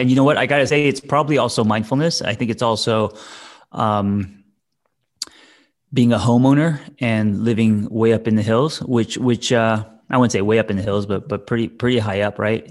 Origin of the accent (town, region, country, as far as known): Glendale, United States; born or raised there